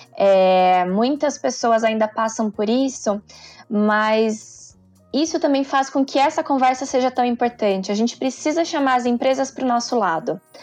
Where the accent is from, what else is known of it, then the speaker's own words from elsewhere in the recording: interior of Minas Gerais, Brazil; Eu venho do interior de Minas, de uma família bem simples